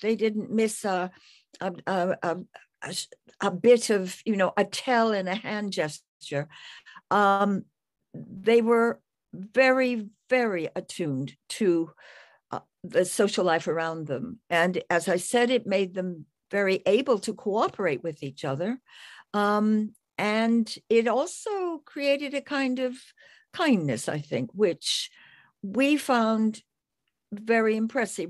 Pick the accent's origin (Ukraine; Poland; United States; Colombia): United States; moved away as an adult; now in United Kingdom; I'm an expatriate American, but living in Britain, where I've been for fifty years.